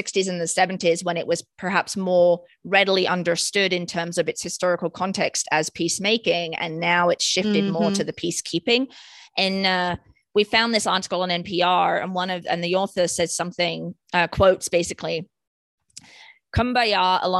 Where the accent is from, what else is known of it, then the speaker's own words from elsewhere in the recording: United Kingdom; Growing up in Britain, singing that song in school assembly and stuff.